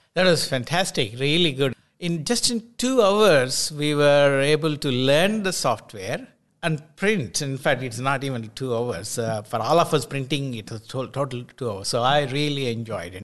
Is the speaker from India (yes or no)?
yes; India; also born or lived in Scotland; now in New Zealand; I, I was born in India.